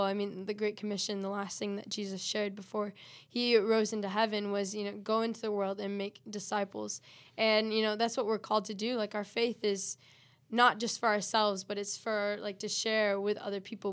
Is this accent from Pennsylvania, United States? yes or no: no; West Michigan, United States; I am originally, I grew up here